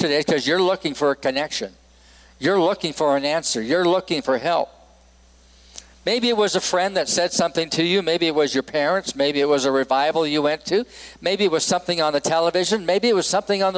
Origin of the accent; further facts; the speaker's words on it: Edmonton, Alberta, Canada; moved away as an adult; also born or lived in Vancouver, British Columbia / Los Angeles, California; now in Laramie, United States; Edmonton, Alberta, Canada, which is my home and native land. I am a Canadian and an American, so I'm both